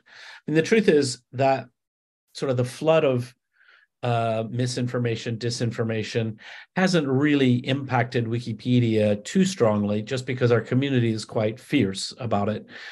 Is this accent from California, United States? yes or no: no; Alabama, United States; I grew up in Alabama